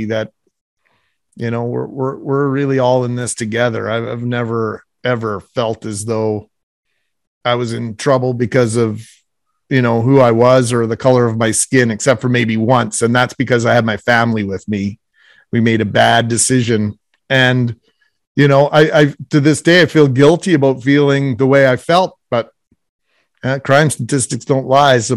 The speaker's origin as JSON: {"language": "English", "town": "Winnipeg", "region": "Manitoba", "country": "Canada", "tie": "born or raised there", "said": "I grew up in the West End of Winnipeg"}